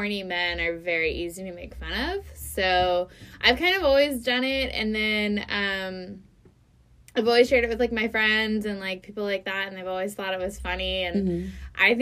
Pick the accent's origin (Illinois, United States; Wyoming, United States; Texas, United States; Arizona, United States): Texas, United States; Houston; also born or lived in Indiana; I'm from Houston. I'm from, like, the west side of Houston. I went to school in Indiana, and then I came back after.